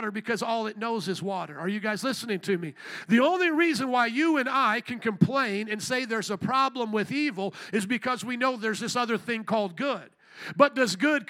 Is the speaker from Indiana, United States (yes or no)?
yes; Indiana, United States; moved away; I grew up in Indiana, a lot more country than this